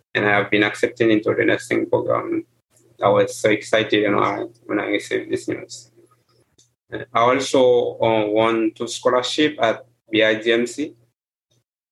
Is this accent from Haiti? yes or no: yes; Haiti; first language Haitian Creole; English is a second language; moved away as an adult